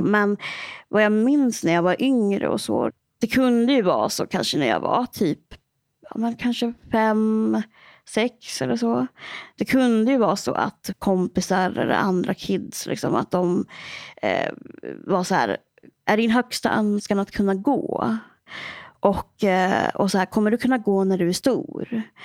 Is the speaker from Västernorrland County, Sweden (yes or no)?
yes; Örnsköldsvik, Västernorrland County, Sweden; jag kommer ju från Örnsköldsvik